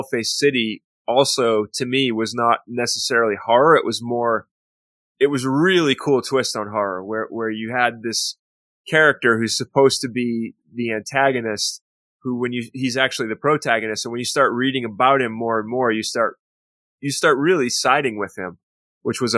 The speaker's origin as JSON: {"language": "English", "town": "Waterville", "region": "Maine", "country": "United States", "tie": "born or raised there", "said": "that's my hometown"}